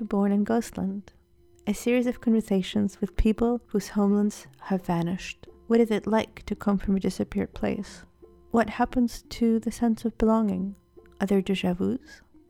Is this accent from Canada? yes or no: no; Belarus; moved away as an adult; now in United States; I'm an artist and your host. I was born in Belarus when it was still a part of the Soviet Union, but for the most part of my adult life, I've lived in the United States